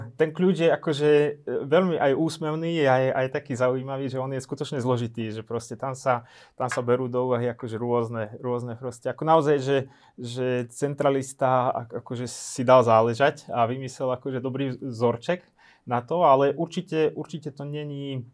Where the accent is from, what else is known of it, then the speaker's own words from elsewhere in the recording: Lučenec, Banská Bystrica Region, Slovakia; Ja som, ja som z Lučenca, ja som z Novohradu